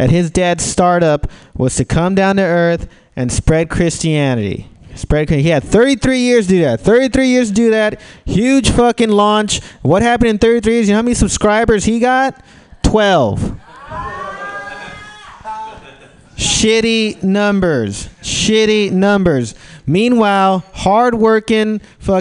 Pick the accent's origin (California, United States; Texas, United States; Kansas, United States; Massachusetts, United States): California, United States; San Francisco; I'm from San Francisco. I'm from the Bay Area, home of the tech industry.